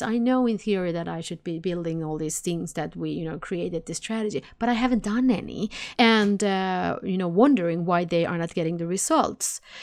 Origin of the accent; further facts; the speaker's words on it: Sweden; I'm from Sweden, so I say nej